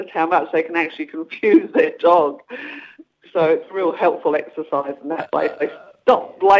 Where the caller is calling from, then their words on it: Stoneville, Western Australia, Australia; I'm calling from Stoneville, which is east of Perth in WA.